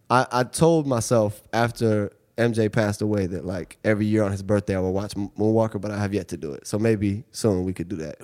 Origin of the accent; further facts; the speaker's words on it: Seattle, Washington, United States; moved away as an adult; now in New York, United States; I grew up in Seattle. Um, I moved here when I was 18 to go to NYU.